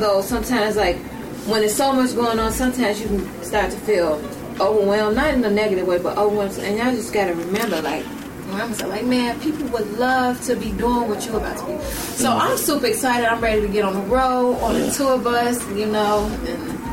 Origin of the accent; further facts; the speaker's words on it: Chicago, Illinois, United States; I'm from Chicago.